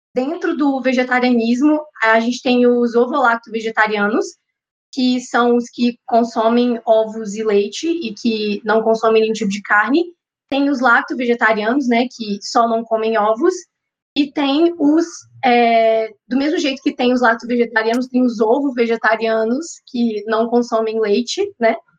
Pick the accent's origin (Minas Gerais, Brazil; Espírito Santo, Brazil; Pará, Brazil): Minas Gerais, Brazil; Belo Horizonte; sou mineira, sou de BH